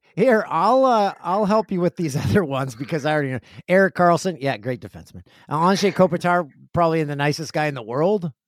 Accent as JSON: {"language": "English", "town": "Peterborough", "region": "Ontario", "country": "Canada", "tie": "born or raised there", "moved": "yes", "said": "Peterborough, Ontario, my hometown"}